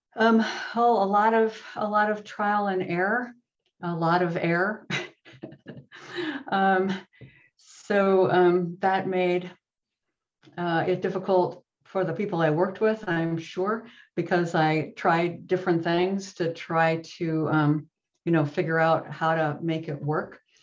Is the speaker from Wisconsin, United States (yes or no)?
yes; Wisconsin, United States; accent: Midwest; also born or lived in Virginia / California; now in Silicon Valley, United States; I am originally from Wisconsin